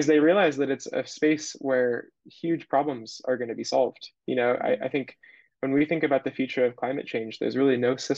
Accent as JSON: {"language": "English", "area": "Bay Area", "region": "California", "country": "United States", "tie": "born or raised there", "said": "I'm a California native. I'm from the Bay Area"}